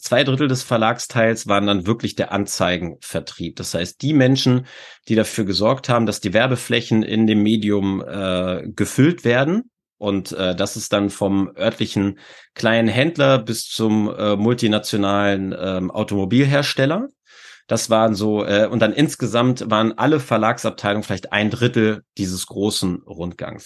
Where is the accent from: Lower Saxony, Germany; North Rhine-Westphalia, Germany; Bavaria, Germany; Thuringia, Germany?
Lower Saxony, Germany; Hanover; ich komme aus Hannover. Äh, Das heißt, äh, Burg Wedel ist jetzt äh, von meinem Heimatort, äh, ich glaube, so acht oder neun Kilometer entfernt